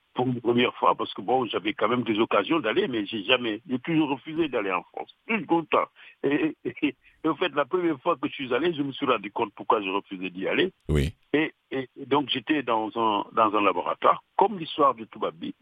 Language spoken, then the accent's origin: French; Dakar, Senegal; je suis né à Dakar